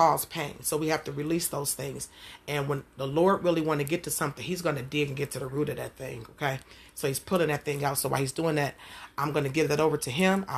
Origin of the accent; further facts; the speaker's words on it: Detroit, Michigan, United States; growing up in Jewish Missionary Baptist Church in Detroit, Michigan